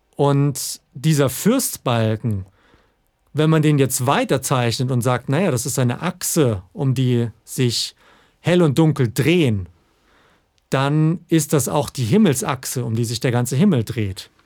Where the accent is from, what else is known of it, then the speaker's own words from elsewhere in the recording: Southern Germany, Germany; moved away; ich komme ja ursprünglich aus Süddeutschland